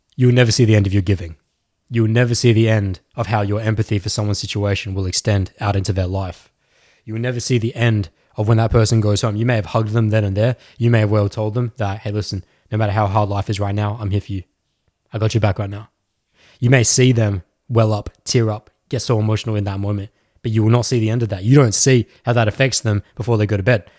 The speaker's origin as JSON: {"language": "English", "country": "Australia", "said": "I'm actually from Australia."}